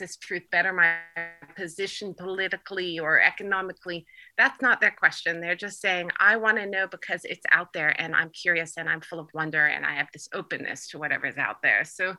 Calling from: Turkey; I'm calling in from Turkey.

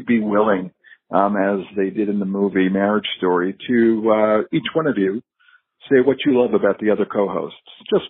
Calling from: Bethpage, New York, United States; This is … calling from Bethpage, New York.

